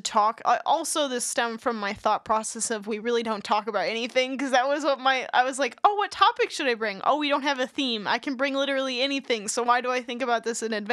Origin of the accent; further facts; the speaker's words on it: California, Wisconsin, United States; California, Wisconsin, my hometown